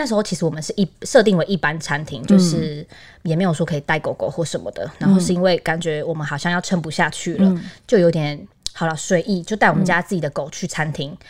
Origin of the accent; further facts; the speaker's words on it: Taipei, Taiwan; moved away as an adult; now in Zhongli, Taiwan; 其实一开始我们本来是台北人，嗯、然后我们就想说起呃早点嘛，那点的话就是房租都非常非常贵。嗯、后来就是往南找，就往到中坜这边来找。